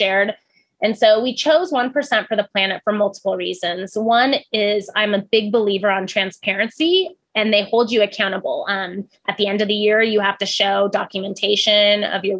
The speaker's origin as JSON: {"language": "English", "region": "Pacific Northwest", "country": "United States", "tie": "born or raised there", "also_born_or_lived": "Oahu, Hawaii", "lives_now": "Oregon, United States", "said": "I grew up in the Pacific Northwest"}